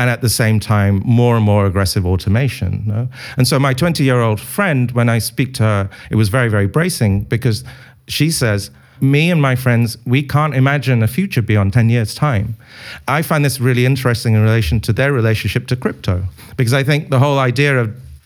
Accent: United Kingdom; being British

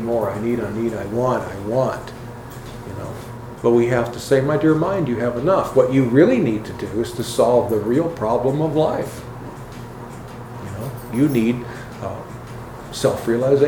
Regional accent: United States; Being here in America all the time

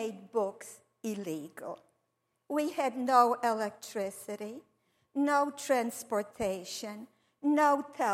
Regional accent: Warsaw, Masovian Voivodeship, Poland; moved away; I was born on Miwa Street in the heart of the then vibrant Jewish neighborhood in Warsaw, Poland.

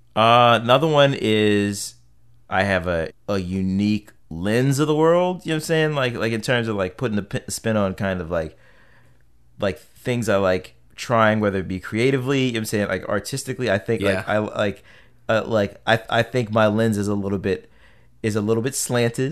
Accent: Silver Spring, Maryland, United States; I come from Silver Spring, which was very diverse

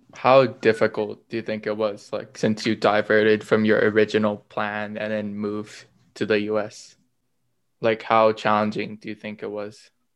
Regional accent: Thailand; moved away; I grew up in Thailand

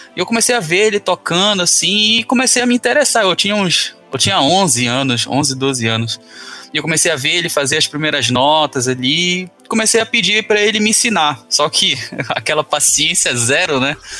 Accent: Belém, Pará, Brazil; moved away as an adult; Eu sou de Belém, Pará

